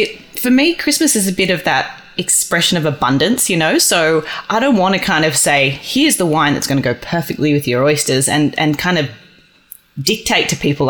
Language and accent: English; Australia; you know, we're Australian. We want to travel. We want to experience the world.